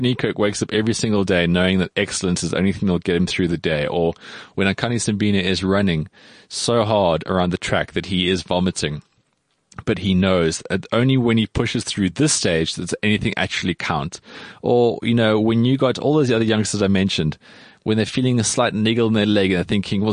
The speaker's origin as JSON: {"language": "English", "country": "South Africa", "said": "we as South African sports fans"}